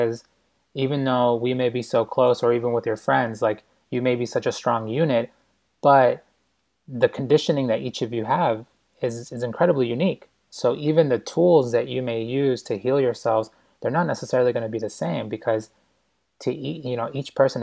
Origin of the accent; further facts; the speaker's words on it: Boston, Massachusetts, United States; moved away as an adult; also born or lived in New York; I'm such a city boy. And I grew up in Boston, and then I, you know, just spent 7 years in New York